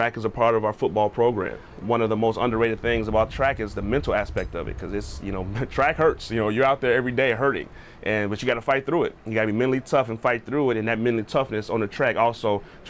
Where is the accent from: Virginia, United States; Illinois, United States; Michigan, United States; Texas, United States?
Illinois, United States; Chicago; moved away; I'm originally from Chicago, Illinois, just south of Chicago. I grew up loving football